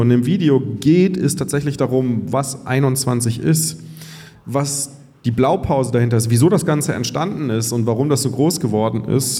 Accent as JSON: {"language": "German", "town": "Cologne", "region": "North Rhine-Westphalia", "country": "Germany", "also_born_or_lived": "Bavaria", "moved": "yes"}